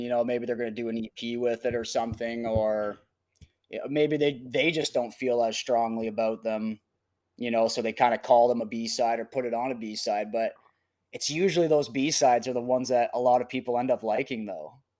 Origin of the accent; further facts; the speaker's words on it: Canada; also born or lived in Calgary; I had a lot of friends in, that were musicians, kinda in my hometown